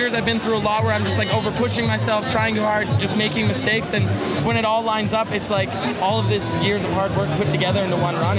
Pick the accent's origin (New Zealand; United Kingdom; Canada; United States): Canada; I'm second in the overall now, and I'm second Canadian to ever win a World Cup